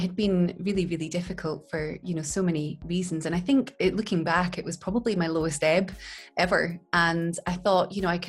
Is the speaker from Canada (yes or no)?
no; Glasgow, Scotland, United Kingdom; I grew up in Glasgow in Scotland, and we grew up in a place called Kelvindale in a tenement flat